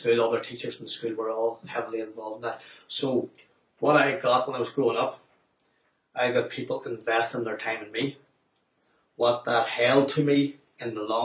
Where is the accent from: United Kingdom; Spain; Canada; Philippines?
United Kingdom; Omagh, Northern Ireland; I grew up about 65 miles away from Belfast, in Oma